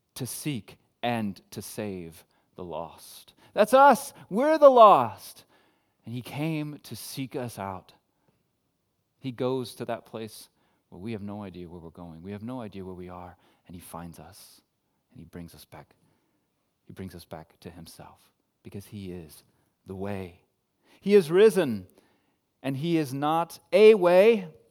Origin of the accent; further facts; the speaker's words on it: United States; I'm American